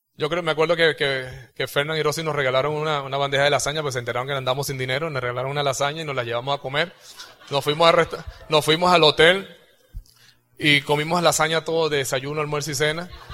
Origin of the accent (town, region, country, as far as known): Venezuela